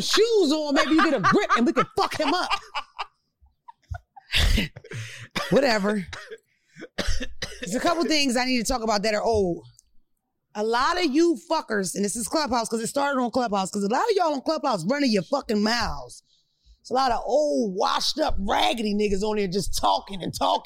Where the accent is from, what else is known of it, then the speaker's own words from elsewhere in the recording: Philadelphia, Pennsylvania, United States; I'm from Philadelphia.